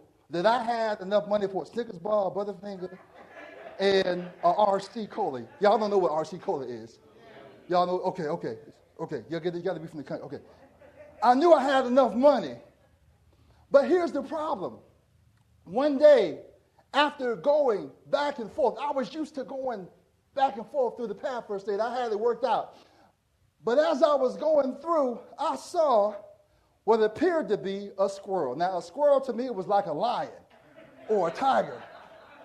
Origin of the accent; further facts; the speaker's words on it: Portsmouth, Virginia, United States; When I grew up in Portsmouth, Virginia